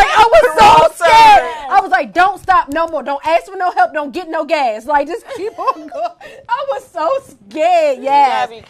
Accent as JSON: {"language": "English", "town": "Capitol Heights", "region": "Maryland", "country": "United States", "tie": "born or raised there", "also_born_or_lived": "Washington, D.C. / Charles County, Maryland", "said": "I was born in D.C., but I was raised in Maryland"}